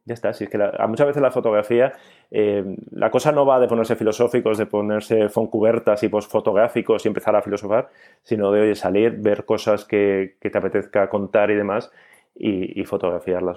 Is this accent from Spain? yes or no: yes; Basque Country, Spain; ya sabéis cómo somos los vascos